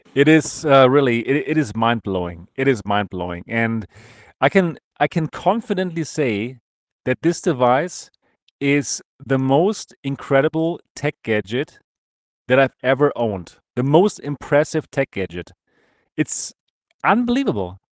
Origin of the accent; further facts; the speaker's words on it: Germany; accent: German; English is a second language; German accent